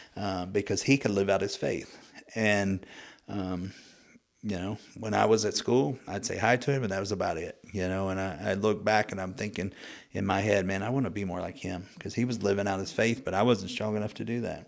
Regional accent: Muskogee, Oklahoma, United States; I was born and raised in Muskogee, Oklahoma

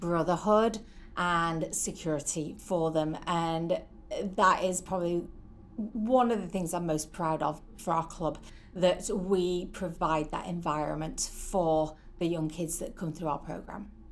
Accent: St Helens, North West England, United Kingdom; moved away as an adult; now in Oswego, United States; originally from a town called St Helens in the northeast of England.

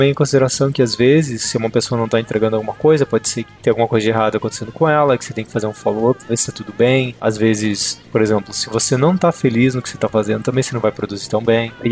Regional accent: Brazil; moved away; quando vim do Brasil, a gente tem sangue no olho, né? A gente quer dominar o mundo

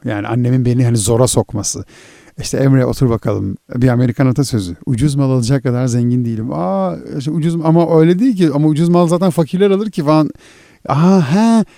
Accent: İzmir, Turkey; Ben bir İzmirliyim.

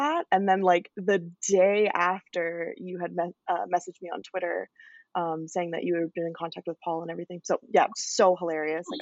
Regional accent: Calgary, Alberta, Canada; I am from Calgary, Alberta.

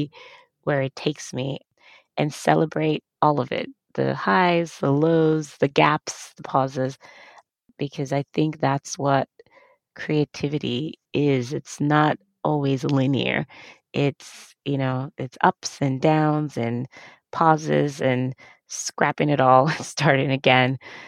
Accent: Nigeria; moved away; I grew up in Africa, Nigeria specifically

